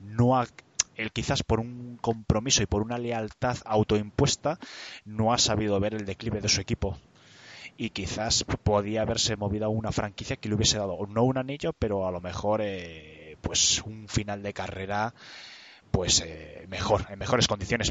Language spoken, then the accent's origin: Spanish; Spain; como españoles